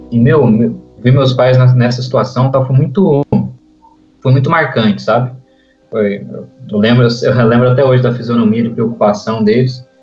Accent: Brazil; a gente é brasileiro

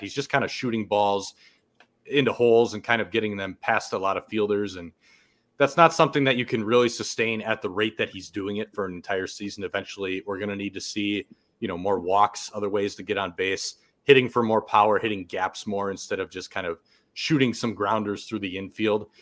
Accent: about half an hour north of Milwaukee, Wisconsin, United States; born and raised in Wisconsin, about half an hour north of Milwaukee

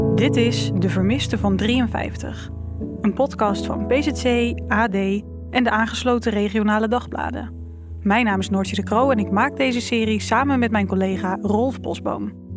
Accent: Zeeland, Netherlands; ik ben hier opgegroeid, ik ben een Zeeuwse

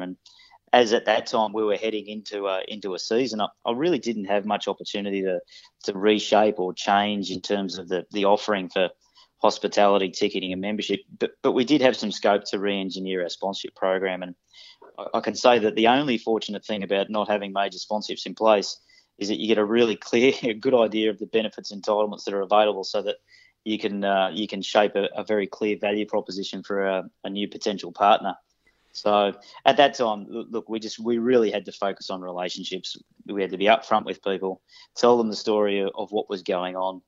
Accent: Sydney, New South Wales, Australia; moved away as an adult; also born or lived in Queensland; I grew up in Western Sydney

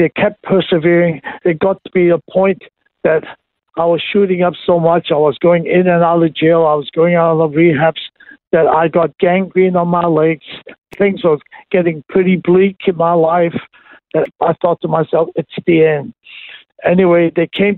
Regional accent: Hong Kong; I was born and raised in Hong Kong

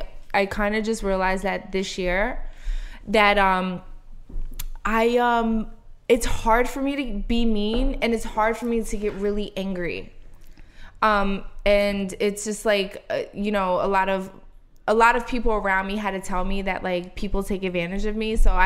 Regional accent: Philadelphia, Pennsylvania, United States; But listen, my mom grew up in Brooklyn. I grew up in South Philly.

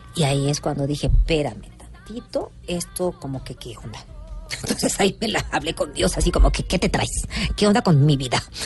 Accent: Mexico; soy, costeña

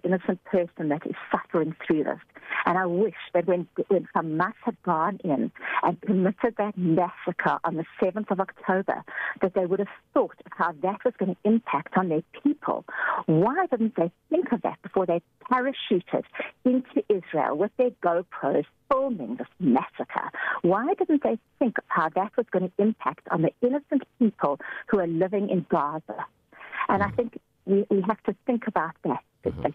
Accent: South Africa; as a South African citizen

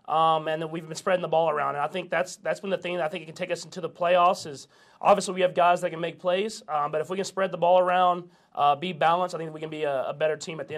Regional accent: Texas, United States; now in Kansas City, United States; Yeah, I'm like dual. I'm a Texan and a Kansas Cityan for sure. I mean, I'm building a house here. I'm gonna be here for a long time.

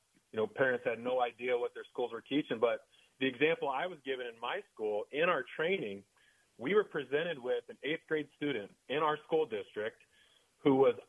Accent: small town Indiana, United States; in my hometown, in small town Indiana

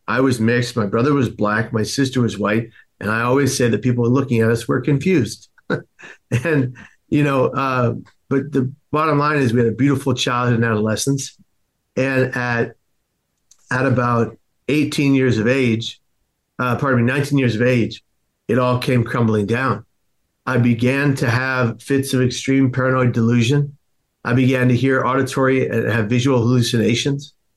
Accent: San Francisco, California, United States; I was born in the Tenderloin district of San Francisco

